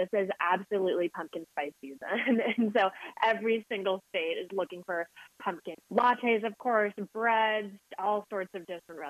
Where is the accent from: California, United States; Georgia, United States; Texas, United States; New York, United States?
California, United States; San Francisco; Being from San Francisco myself